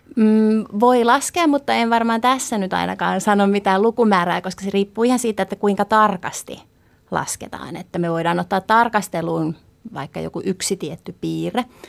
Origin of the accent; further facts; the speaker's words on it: Tyrvää, Pirkanmaa, Finland; now in Tampere, Finland; tuolla Tyrväällä, mistä mä itse olen kotoisin